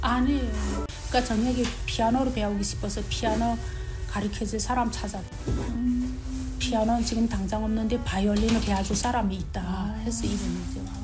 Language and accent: Korean; North Korea; moved away as an adult; also born or lived in China; now in Utah, United States; 우리가 북한에서 태어난 것도